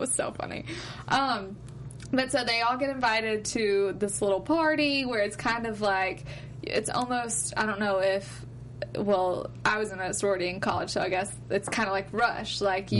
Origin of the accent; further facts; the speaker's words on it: Mobile, Alabama, United States; so I'm from Mobile, Alabama. We have a junior league.